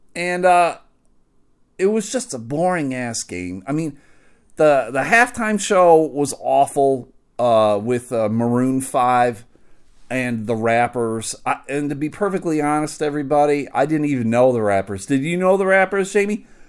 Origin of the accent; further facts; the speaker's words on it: Buffalo, New York, United States; I'm from Buffalo